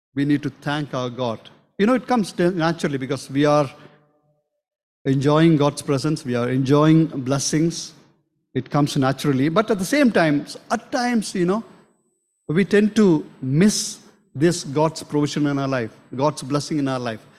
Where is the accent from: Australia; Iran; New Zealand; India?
India; South India; moved away; we are from South